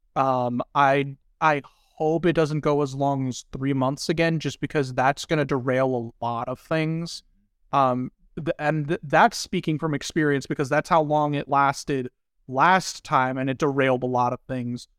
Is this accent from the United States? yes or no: yes; Southern Indiana, United States; I grew up in Indiana